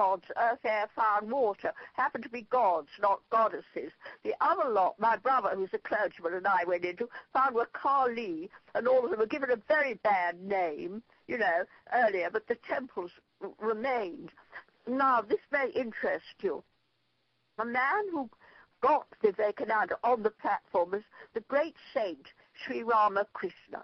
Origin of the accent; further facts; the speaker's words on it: Ireland; I'm Irish